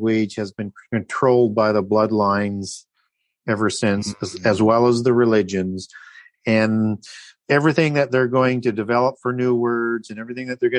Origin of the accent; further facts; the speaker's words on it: Canada; I'm from Canada